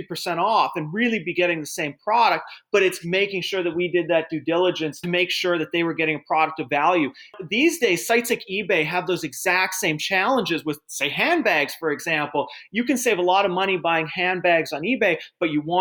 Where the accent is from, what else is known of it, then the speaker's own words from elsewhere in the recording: Edmonton, Alberta, Canada; moved away as an adult; now in United States; I grew up in Edmonton, Alberta, which was a great place to grow up